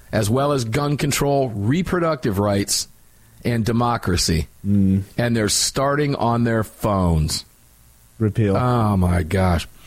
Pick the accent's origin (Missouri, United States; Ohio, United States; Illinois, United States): Ohio, United States; Cincinnati; I was born in Cincinnati. I've got a lot of family.